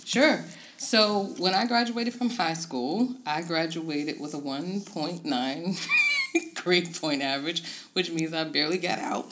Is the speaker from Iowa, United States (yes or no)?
no; Tidewater, Virginia, United States; moved away as an adult; now in Harrisonburg, United States; I'm originally from the Tidewater, Virginia area and moved to Harrisonburg uh, a little over a decade ago